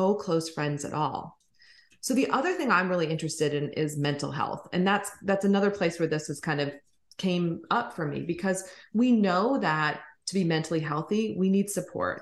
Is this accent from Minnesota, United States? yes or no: yes; Minnesota, United States; moved away as an adult; also born or lived in Colorado / California; I grew up in Minnesota.